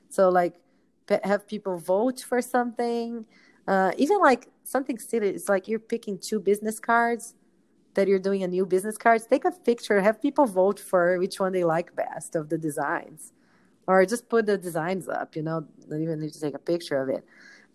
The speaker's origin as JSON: {"language": "English", "country": "Brazil", "moved": "yes", "said": "I'm from Brazil."}